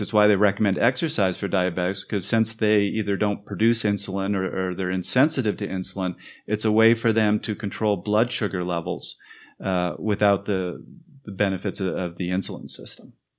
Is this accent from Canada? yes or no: yes; Canada; moved away; I'm from Canada